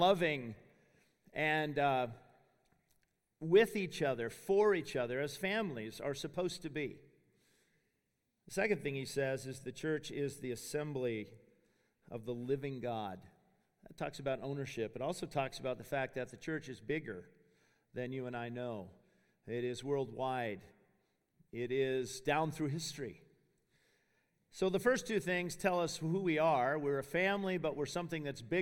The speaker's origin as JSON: {"language": "English", "town": "Spokane", "region": "Washington", "country": "United States", "tie": "born or raised there", "moved": "as an adult", "said": "I grew up in Spokane, Washington, the son of a Baptist preacher"}